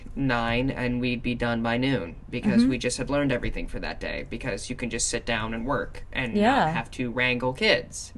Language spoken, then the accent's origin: English; South Dakota and Minnesota, Midwest, United States; I grew up in South Dakota and Minnesota.